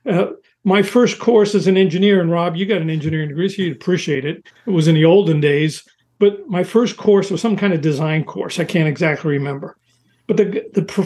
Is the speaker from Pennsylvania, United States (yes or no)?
no; New York City, New York, United States; moved away as an adult; also born or lived in Southern California; I was from New York City